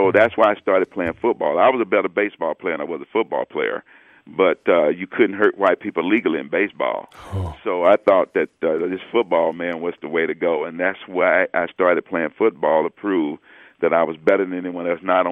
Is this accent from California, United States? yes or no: no; Alabama, United States; born or raised there; moved away